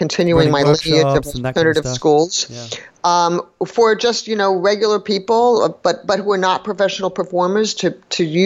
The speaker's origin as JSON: {"language": "English", "town": "New York City", "region": "New York", "country": "United States", "tie": "born or raised there", "said": "I grew up in New York City"}